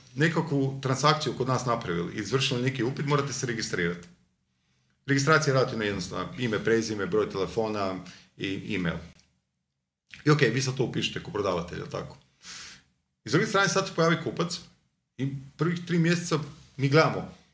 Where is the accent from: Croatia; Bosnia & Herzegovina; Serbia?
Croatia; Zagreb, City of Zagreb; Ja sam iz Novog Zagreba odrastao